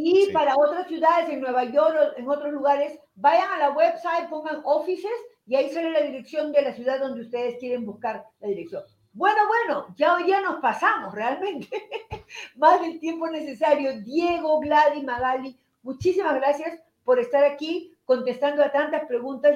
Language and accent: Spanish; Lima, Peru; moved away; la ciudad donde yo nací, en Lima, Perú.